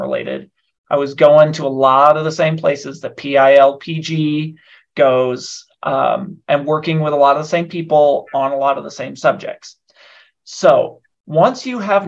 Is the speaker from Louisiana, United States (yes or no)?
no; Nebraska, United States; also born or lived in Washington, D.C.; now in Denver, United States; I'm originally from Nebraska.